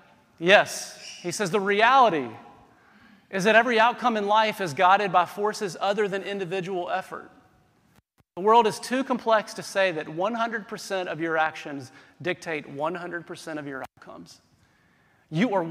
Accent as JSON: {"language": "English", "region": "South Carolina", "country": "United States", "said": "I'm from South Carolina"}